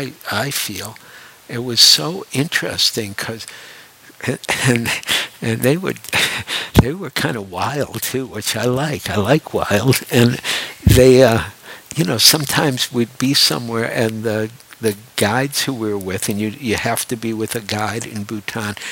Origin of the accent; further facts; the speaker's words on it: Detroit, Michigan, United States; moved away; also born or lived in New York; I grew up in Detroit, and I actually have a great love for Detroit